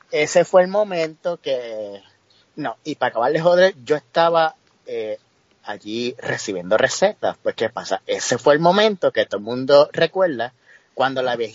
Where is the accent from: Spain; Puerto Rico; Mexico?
Puerto Rico; Yauco; moved away as an adult; also born or lived in Ponce, Puerto Rico; now in New Jersey, United States; como yo soy de Yauco